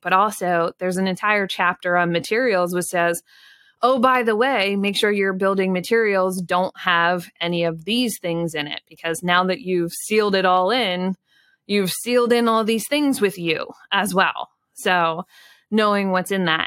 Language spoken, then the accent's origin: English; Pennsylvania, United States; I grew up in Pennsylvania.